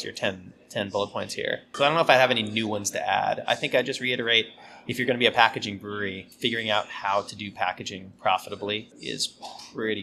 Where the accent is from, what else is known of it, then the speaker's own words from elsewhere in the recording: West Coast, United States; I grew up on the West Coast, so I grew up with, you know, really clean and clear bitter IPAs